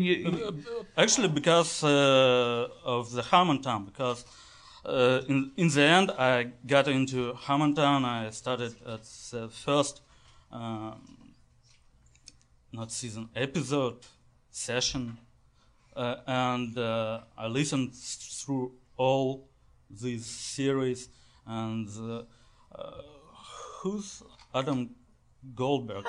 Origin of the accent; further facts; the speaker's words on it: Russia; I was born in Russian